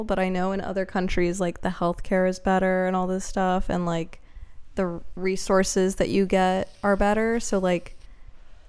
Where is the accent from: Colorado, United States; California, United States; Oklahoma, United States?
California, United States; Los Angeles; grew up here and I was born here